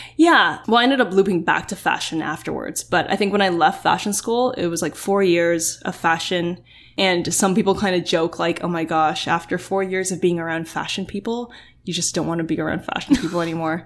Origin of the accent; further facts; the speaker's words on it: Oakville, Ontario, Canada; growing up in Oakville